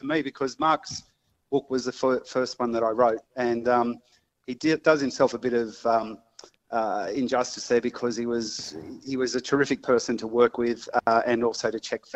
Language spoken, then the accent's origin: English; Sydney, New South Wales, Australia; I grew up in a place called East Hills